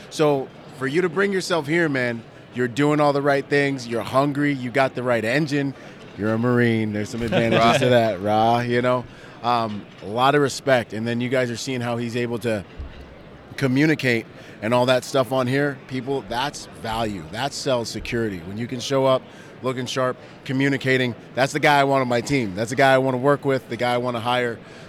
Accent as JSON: {"language": "English", "country": "Bahamas", "said": "I'm from the Bahamas."}